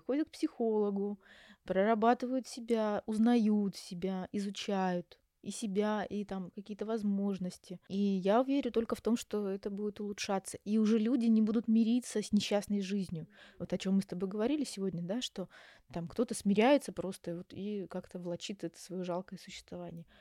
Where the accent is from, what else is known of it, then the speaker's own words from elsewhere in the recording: Yaroslavl, Yaroslavl Oblast, Russia; moved away as an adult; also born or lived in Moscow; now in Istanbul, Turkey; я сама родом из Ярославля, закончила наш психфак Ярославский